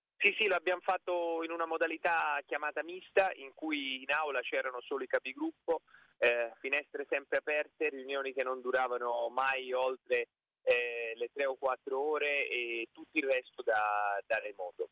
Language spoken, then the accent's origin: Italian; Basilicata, Italy; now in Tuscany, Italy; io sono della Basilicata di origine